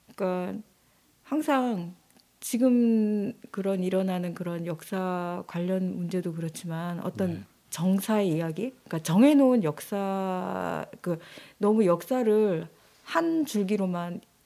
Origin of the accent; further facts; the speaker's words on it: Jeju, South Korea; moved away as an adult; also born or lived in Seoul; 제가 어 제주에서 나고 자라서 이게 잠깐 서울에서 좀 있었다가 네. 또 다시 제주도로 오게 됐는데